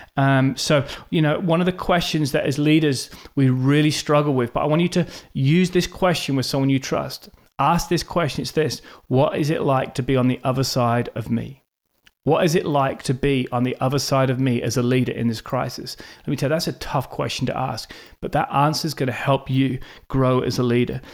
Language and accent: English; Norwich, East of England, United Kingdom; moved away as an adult; also born or lived in Australia / South Africa / United States; now in Norwich, United Kingdom; I was born in Norwich, England